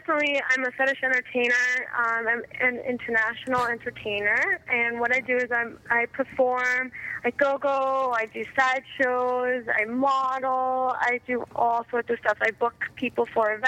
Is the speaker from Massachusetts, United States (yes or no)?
yes; Boston, Massachusetts, United States; also born or lived in New England / South Shore, Massachusetts; I'm originally from the Boston area. I've been all around New England, and now I'm down in the South Shore, which I actually love a lot.